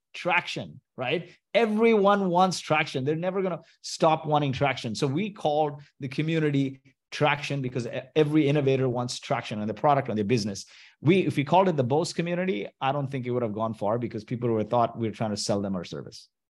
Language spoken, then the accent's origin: English; Kuwait; moved away; also born or lived in Mumbai, India; I was born in Kuwait to Indian parents